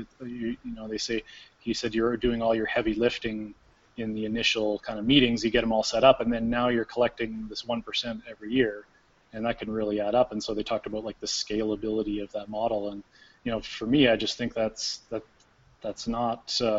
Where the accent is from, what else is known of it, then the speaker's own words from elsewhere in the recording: Canada; we're Canadian